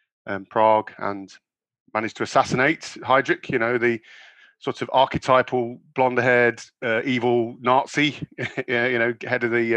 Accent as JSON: {"language": "English", "area": "Lincolnshire", "region": "East Midlands", "country": "United Kingdom", "tie": "born or raised there", "also_born_or_lived": "United States", "said": "I grew up in England in the sort of 80s, 70s, 80s. In a small coastal town, Lincolnshire, on the east coast of England"}